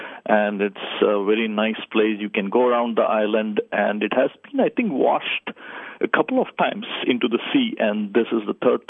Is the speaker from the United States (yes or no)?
no; India; English is a second language; That's right, I'm from India.